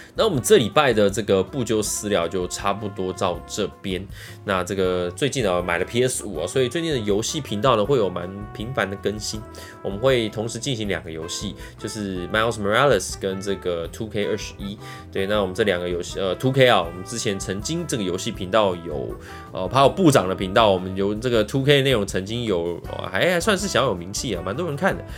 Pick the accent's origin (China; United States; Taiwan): United States; Los Angeles, California; 因为我本身是在洛杉矶长大的， 洛杉矶出生的